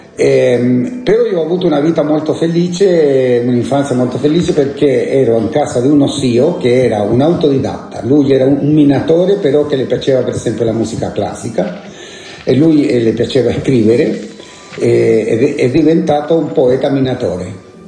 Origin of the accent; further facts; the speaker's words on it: La Serena, Coquimbo, Chile; now in Italy; Sono nato a La Serena. La Serena è una città del nord del Cile